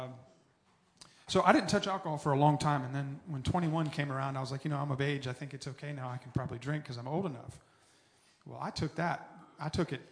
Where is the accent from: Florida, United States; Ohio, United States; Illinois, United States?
Florida, United States; Tallahassee; I was born and raised in Tallahassee